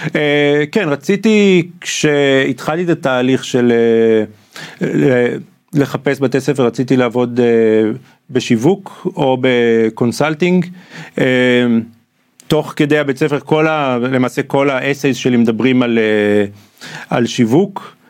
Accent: Israel; moved away as an adult; also born or lived in Atlanta, United States; המקום הזה שגדלתי בו

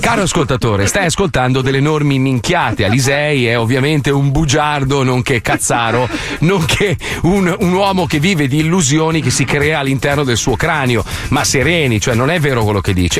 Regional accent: Milan, Lombardy, Italy; io sono milanese, nato a Milano

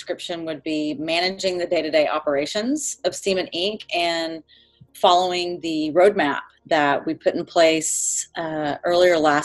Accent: Texas, United States; born and raised in Texas, I've been in Austin for over 20 years

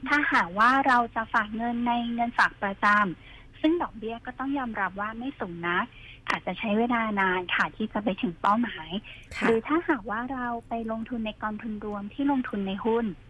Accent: Samut Songkhram, Thailand; now in Bangkok, Thailand

